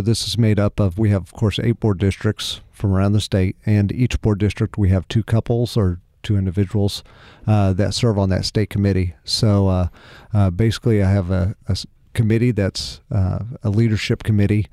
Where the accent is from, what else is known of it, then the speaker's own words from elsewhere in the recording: Pleasant Hill, Missouri, United States; also born or lived in Springfield, Missouri; I grew up in the Kansas City area, Cass County, so not far from, from where you're from.